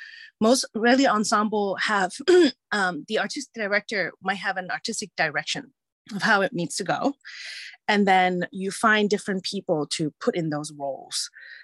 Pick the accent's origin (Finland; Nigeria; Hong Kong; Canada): Hong Kong; also born or lived in England / United States; as a person who was born and raised in Hong Kong and England and the US and travel many places and is complicated in terms of like, what is my cultural heritage, right?